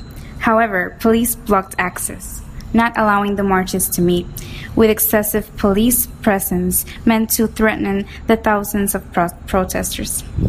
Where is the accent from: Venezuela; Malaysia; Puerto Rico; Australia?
Puerto Rico; We're anarcho-queers from Puerto Rico.